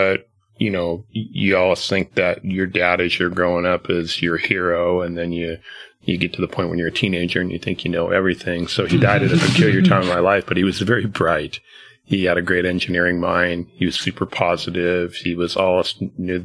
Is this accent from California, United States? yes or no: yes; Long Beach, California, United States; I grew up in Long Beach, California